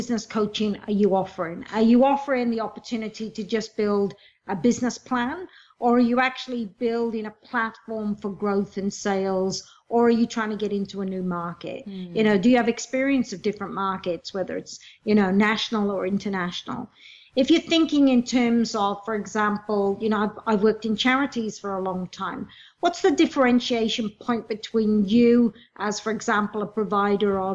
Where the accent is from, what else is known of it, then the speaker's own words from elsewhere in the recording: Wales, United Kingdom; moved away as an adult; now in Australia; I come from Wales, a low socioeconomic environment. Came to Australia when I was 18